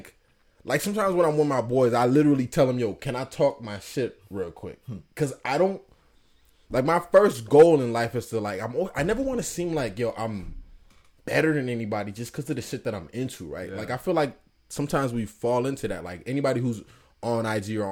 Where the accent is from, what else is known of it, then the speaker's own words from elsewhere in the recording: Worcester, Massachusetts, United States; from Worcester